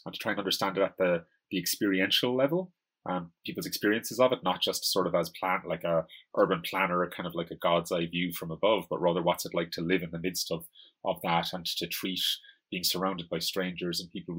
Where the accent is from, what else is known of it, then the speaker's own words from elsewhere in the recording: Ireland; like I'm Irish. And you can't say like Ireland is like white, you know, pasty people or whatever.